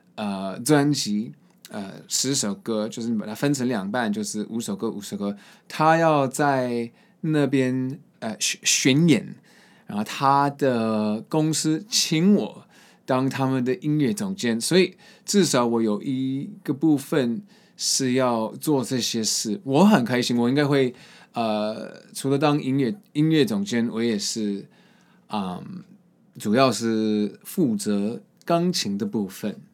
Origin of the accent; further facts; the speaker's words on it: Boston, Massachusetts, United States; moved away; 我在博士论出生那边也有很多这首树